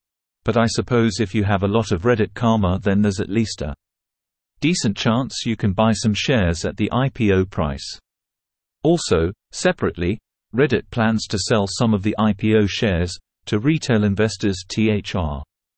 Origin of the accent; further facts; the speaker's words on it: Canada; Unfortunately, I am a Canadian and thus forbidden from participating.